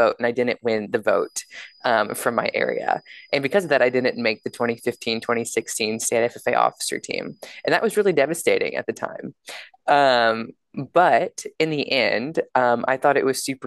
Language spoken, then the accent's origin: English; Yoakum, Texas, United States; moved away as an adult; now in Washington, D.C., United States; I'm originally from Yoakum, Texas, which is a small town in Southeast Texas, where I grew up on a small beef cattle operation